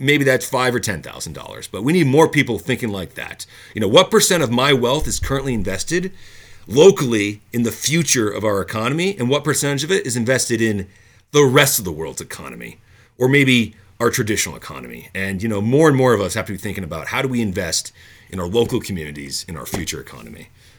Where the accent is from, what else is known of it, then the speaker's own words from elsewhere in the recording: United States; moved away as an adult; now in Edmonton, Canada; I am American. I moved to Canada and I live in Edmonton because I love this city.